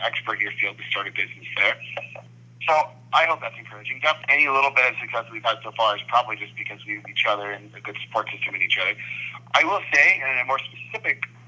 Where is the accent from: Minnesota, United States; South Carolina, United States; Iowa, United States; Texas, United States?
Texas, United States; Austin; Austin's my hometown